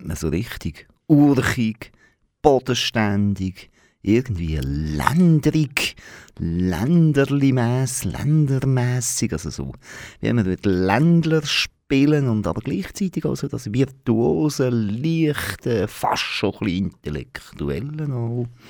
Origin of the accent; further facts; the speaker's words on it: Aargau, Switzerland; als Aargauer